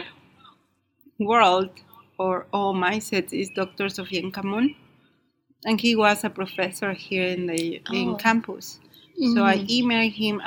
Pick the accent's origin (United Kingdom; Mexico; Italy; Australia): Mexico; Guanajuato; first language Spanish; English is a second language; moved away as an adult; now in United States; I am from Mexico, from the state of Guanajuato